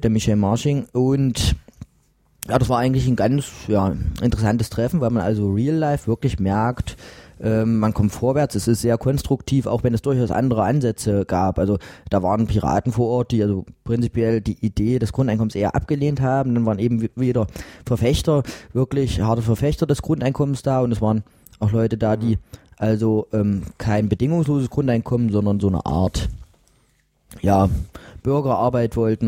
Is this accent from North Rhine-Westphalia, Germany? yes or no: no; Mühlhausen, Thuringia, Germany; now in Jena, Germany; Ich komme aus Mühlhausen gebürtig, habe da quasi bis zum 18. Lebensjahr verbracht.